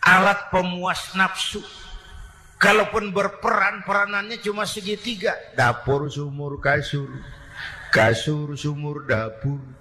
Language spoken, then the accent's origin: Indonesian; Jakarta, Indonesia; born there; Bahwa saya lahir di Jakarta itu sih kebetulan.